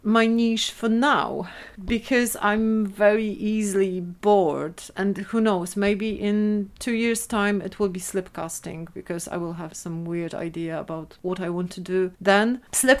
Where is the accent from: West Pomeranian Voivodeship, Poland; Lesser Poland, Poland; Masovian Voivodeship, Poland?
West Pomeranian Voivodeship, Poland; Szczecin; English is a second language; moved away as an adult; now in Edinburgh, United Kingdom; in Szczecin, in my hometown.